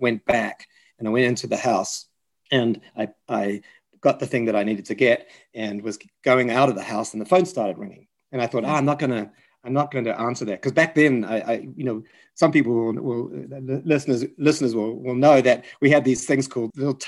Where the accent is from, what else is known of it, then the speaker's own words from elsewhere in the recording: Dunedin, Otago, New Zealand; I met the Anastasis in my hometown of Dunedin in New Zealand.